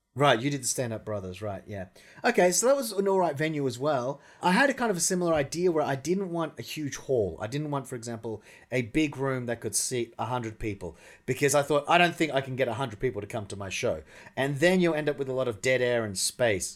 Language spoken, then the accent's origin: English; Australia; moved away as an adult; now in Russia; I'm from Australia